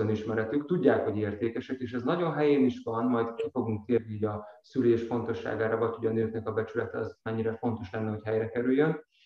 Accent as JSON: {"language": "Hungarian", "region": "Nógrád", "country": "Hungary", "tie": "born or raised there", "said": "én is vidékről származom, Nógrád megyéből"}